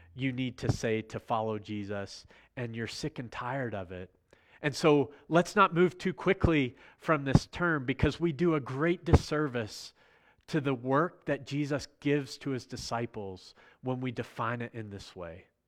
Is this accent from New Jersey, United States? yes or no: no; Virginia, United States; I'm from Virginia